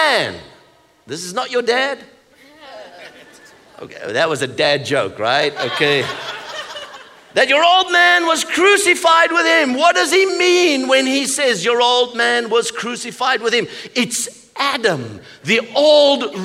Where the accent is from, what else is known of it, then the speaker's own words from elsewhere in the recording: South Africa; I come from South Africa